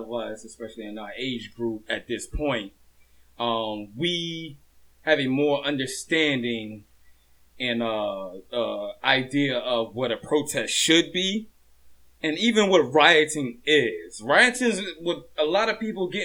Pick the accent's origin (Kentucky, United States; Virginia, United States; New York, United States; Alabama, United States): Virginia, United States; Hampton; also born or lived in Norfolk, Virginia; I'm from Norfolk, but I was raised in Hampton